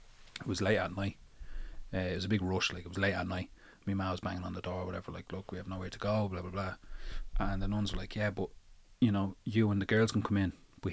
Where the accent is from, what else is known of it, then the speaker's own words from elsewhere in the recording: Dublin, Leinster, Ireland; born there; I was born to Rotunda. I was born here.